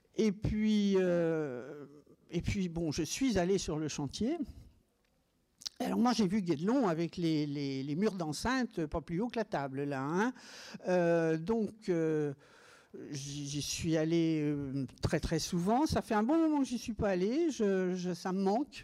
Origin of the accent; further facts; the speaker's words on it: Meursault, Bourgogne-Franche-Comté, France; puisque je suis bourguignonne. Je revendique le fait que je suis née à Meursault, dans les grands vins blancs de Bourgogne